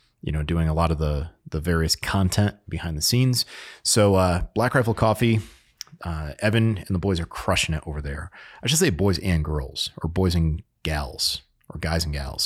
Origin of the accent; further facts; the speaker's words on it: Connecticut, United States; moved away; I grew up in Connecticut